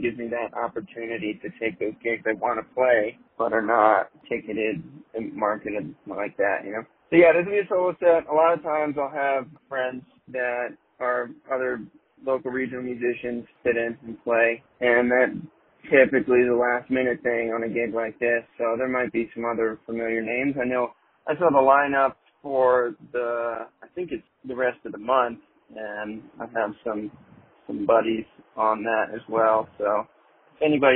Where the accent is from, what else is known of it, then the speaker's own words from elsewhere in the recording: Southern Virginia and South Carolina, United States; moved away; I grew up in Southern Virginia and South Carolina, mostly in my childhood and adolescence